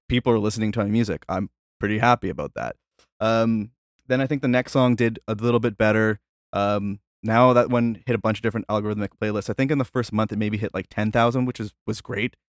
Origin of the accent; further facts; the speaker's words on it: Canada; I'm from Canada